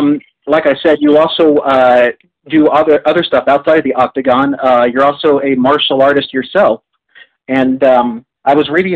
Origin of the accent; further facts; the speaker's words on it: Kansas City, United States; now in Palm Springs, United States; I'm living out in Palm Springs now, but I am originally from Kansas City.